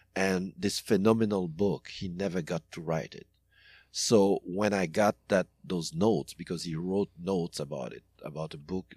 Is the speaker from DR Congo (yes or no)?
yes; DR Congo; moved away; also born or lived in Haiti; I grew up in Congo as well